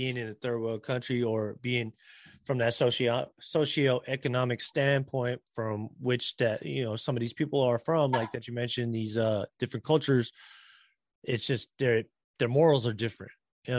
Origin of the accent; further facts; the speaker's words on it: Philippines; again, not to generalize here, but this is just the kind of common characteristic traits that we have as Filipino people.